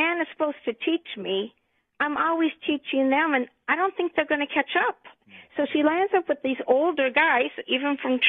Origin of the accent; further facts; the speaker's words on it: San Clemente, California, United States; my daughter we grew up in San Clemente here.